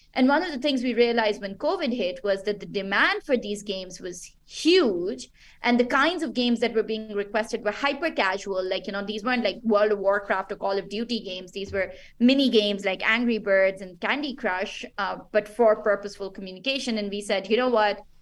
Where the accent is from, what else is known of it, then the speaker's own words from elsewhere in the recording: Pakistan; I'm originally from Pakistan